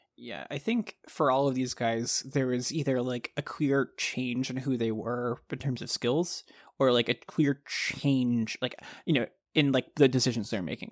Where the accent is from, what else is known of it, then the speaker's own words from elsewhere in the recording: Texas, United States; I grew up in Texas